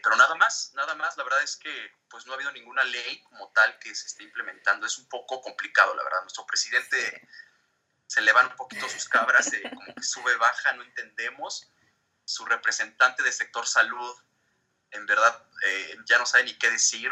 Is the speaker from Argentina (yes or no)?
no; Mexico; also born or lived in Mexico City / Dublin; soy mexicano, vivo aquí en la Ciudad de México, ya tengo aproximadamente 10 meses que regresé ya de Dublín